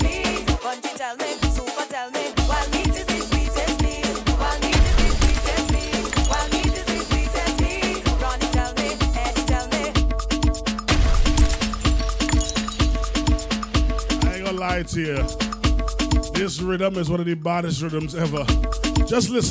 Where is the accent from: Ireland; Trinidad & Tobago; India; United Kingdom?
Trinidad & Tobago; I am from Trinidad